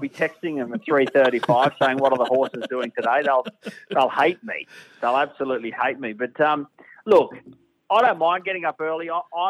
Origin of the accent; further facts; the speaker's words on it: Brisbane, Queensland, Australia; moved away as an adult; now in Sydney, Australia; I'll do Brisbane back in my hometown